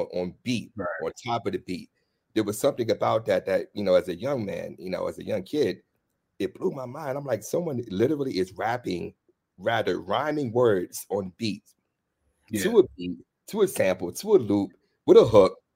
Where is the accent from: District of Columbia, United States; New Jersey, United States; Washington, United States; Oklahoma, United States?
District of Columbia, United States; Washington; I'm from DC